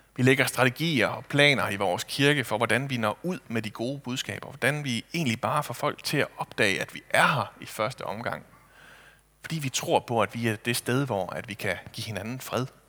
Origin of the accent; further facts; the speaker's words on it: Kibæk, Central Denmark Region, Denmark; hjemme i Kibæk